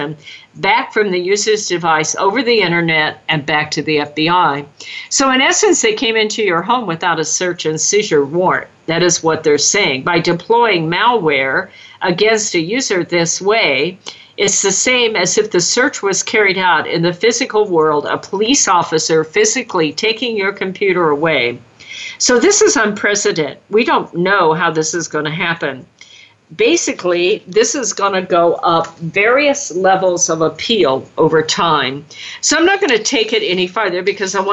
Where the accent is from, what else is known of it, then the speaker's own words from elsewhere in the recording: California, United States; California, my home state